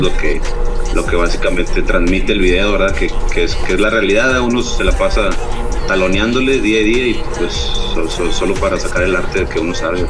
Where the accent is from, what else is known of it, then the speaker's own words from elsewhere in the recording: Dallas, Texas, United States; moved away as an adult; now in Monterrey, Mexico; yo nací aquí en Monterrey y a los nueve años eh, pues me fui con la familia, con mis padres, ahí a, Dallas, Texas y ahí pues estuve viviendo casi toda mi vida